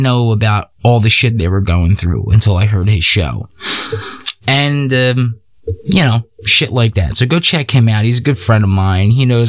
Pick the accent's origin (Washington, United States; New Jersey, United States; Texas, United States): Texas, United States; Because I'm from Texas and I do whatever I want.